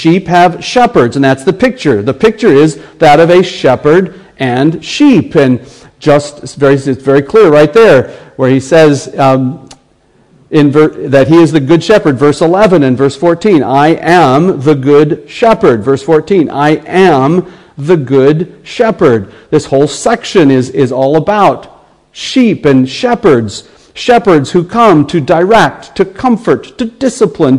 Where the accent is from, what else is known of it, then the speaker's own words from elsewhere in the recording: United States; accent: American; my American accent